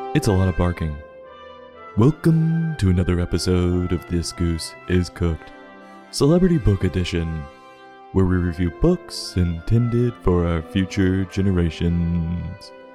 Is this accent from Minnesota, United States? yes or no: no; New York City, New York, United States; I'm from New York.